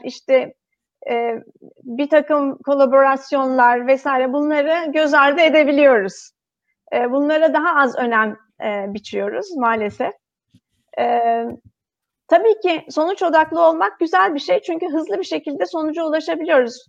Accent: Turkey; moved away as an adult; also born or lived in Singapore; now in Netherlands; Ben de hani bir Türk olarak e, Türk ekibinin e, parçasıyken, Türkiye'de çalışırken

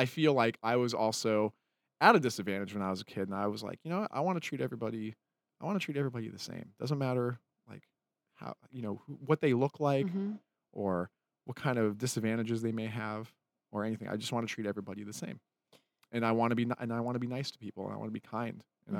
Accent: Utah, United States; that's why I tell people I'm from Utah.

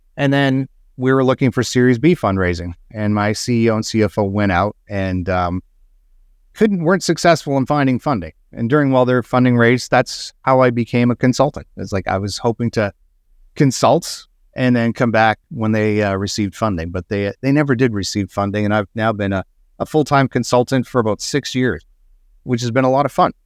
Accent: Alberta, Canada; I grew up in Alberta, Canada

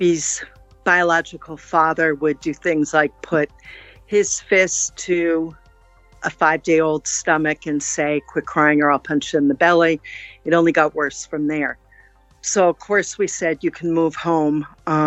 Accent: New Jersey, United States; moved away as an adult; also born or lived in Kentucky / Texas / Germany / Fort Drum, New York; now in New York, United States; I was raised in New Jersey.

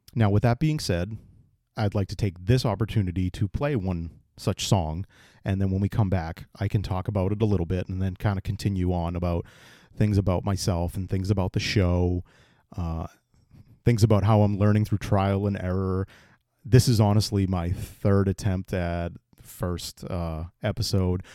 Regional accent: East Bridgewater, Massachusetts, United States; I born and raised in Massachusetts, in the town of uh, East Bridgewater

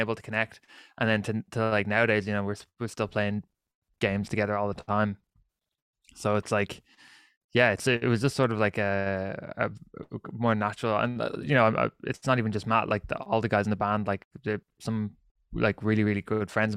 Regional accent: Ireland; I'm Irish

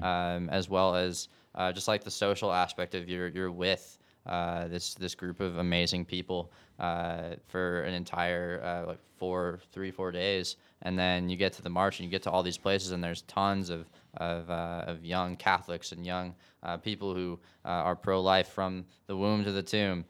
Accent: Gales Ferry, Connecticut, United States; moved away as an adult; now in Nashville, United States; I'm from Gales Ferry, Connecticut. Uh, grew up in the, the Diocese of Norwich

